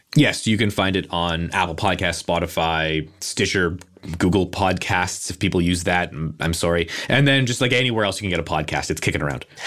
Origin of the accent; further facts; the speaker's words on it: Canada; I'm a Canadian